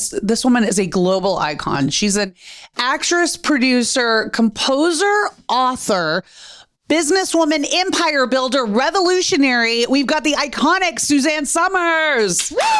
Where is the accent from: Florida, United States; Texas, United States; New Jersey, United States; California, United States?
Texas, United States; now in Los Angeles, United States; How's Texas? My home state.